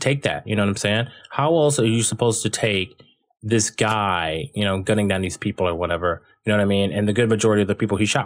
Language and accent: English; Dayton, Ohio, United States; I was born and raised in Dayton, Ohio.